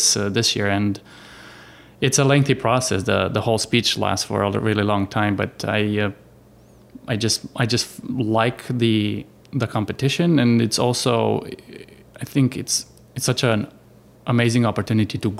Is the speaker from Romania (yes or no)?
yes; Romania; moved away as an adult; now in Arizona, United States; I am from Romania, from Europe. I came here in 2005. I yeah, I settled in Arizona